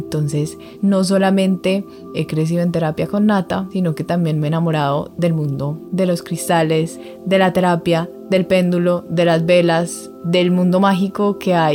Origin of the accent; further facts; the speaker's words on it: Medellín, Antioquia, Colombia; born there; nací en Medellín, Colombia, una familia hermosa, dos papás muy trabajadores